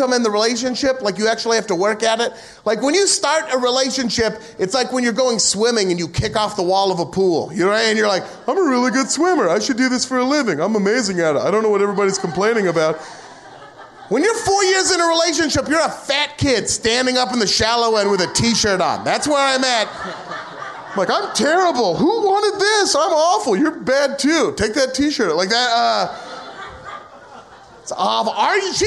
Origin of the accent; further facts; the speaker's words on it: United States; as an American